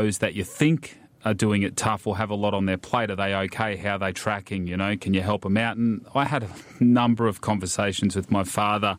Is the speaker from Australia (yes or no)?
yes; Ipswich, Queensland, Australia; now in Wollongong, Australia; Grew up just outside of Ipswich, which is a reasonably big town just outside of Brisbane